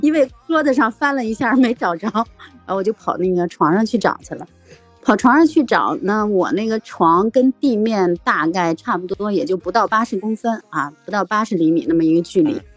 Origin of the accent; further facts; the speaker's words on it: Beijing, China; 我是来自北京的大妞儿